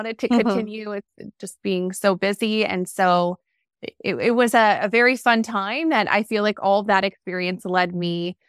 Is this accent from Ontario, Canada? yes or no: no; Montreal, Quebec, Canada; I'm originally from Montreal, Quebec.